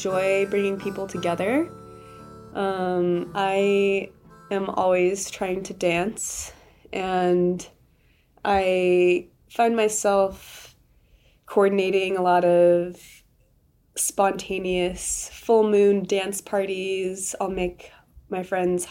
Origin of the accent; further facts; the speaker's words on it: Washington, United States; also born or lived in Zion, Utah; now in Moab, United States; growing up in Washington